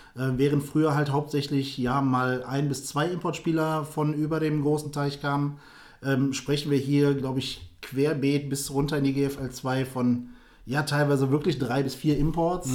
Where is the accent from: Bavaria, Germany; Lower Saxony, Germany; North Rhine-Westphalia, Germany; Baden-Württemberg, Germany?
North Rhine-Westphalia, Germany; Düsseldorf; für mich als Düsseldorfer